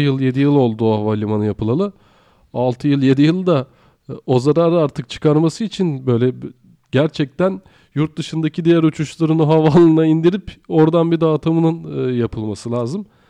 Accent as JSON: {"language": "Turkish", "region": "Afyonkarahisar", "country": "Turkey", "moved": "yes", "said": "Ben Afyonkarahisarlıyım"}